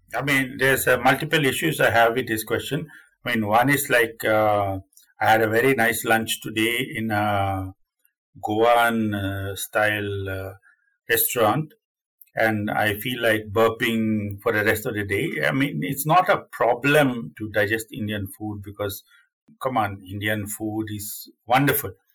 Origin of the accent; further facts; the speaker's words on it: Sweden; also born or lived in Finland; I'm Sweden from Sweden. I'm Swedish.